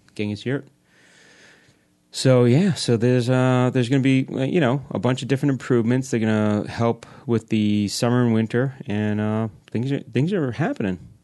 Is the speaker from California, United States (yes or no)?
no; New York, United States; now in New Jersey, United States; I grew up in New York